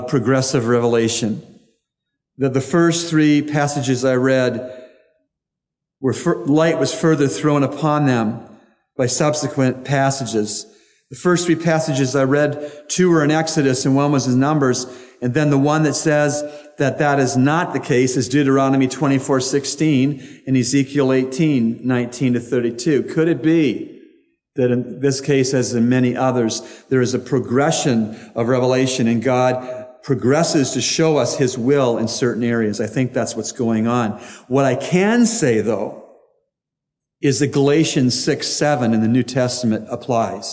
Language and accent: English; United States; I'm an American citizen